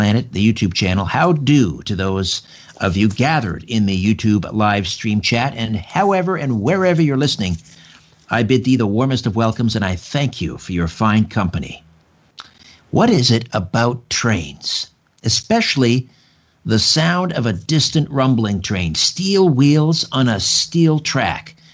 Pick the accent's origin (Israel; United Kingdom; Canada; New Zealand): Canada; Brantford, Ontario; grew up in Brantford, just a couple miles from the old TH&B Railroad